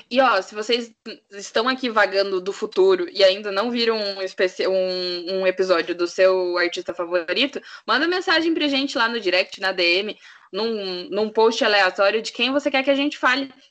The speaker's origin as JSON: {"language": "Portuguese", "town": "Curitiba", "region": "Paraná", "country": "Brazil", "tie": "born there", "also_born_or_lived": "Santa Catarina / Guarapuava", "said": "Eu nasci em Curitiba, aí eu fui morar no litoral de Santa Catarina, aí eu passei na faculdade em Guarapuava, no interior do Paraná"}